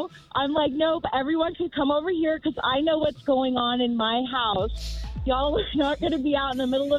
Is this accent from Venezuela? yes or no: no; Laughlin, Nevada, United States; I'm actually from Laughlin, Nevada, which is just about an hour and a half away from Las Vegas.